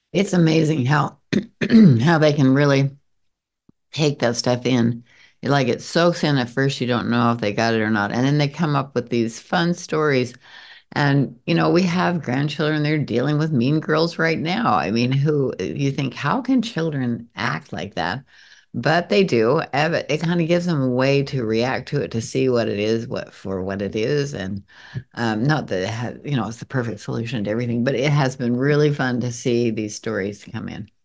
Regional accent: Montpelier, Idaho, United States; I grew up in Montpelier, Idaho, which is down in the very eastern, s, southeastern corner of Idaho

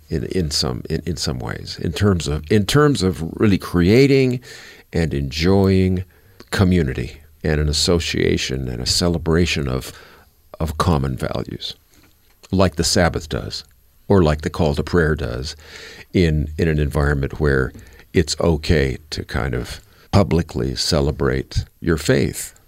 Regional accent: United States; as an American

